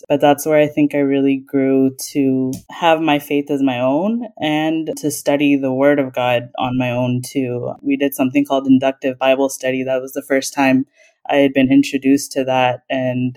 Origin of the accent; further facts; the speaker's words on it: Dallas, Texas, United States; moved away as an adult; also born or lived in Houston, Texas / South Florida; now in Orlando, United States; I was born and raised in Dallas. I lived there all my life, even through grade school, college, even medical school.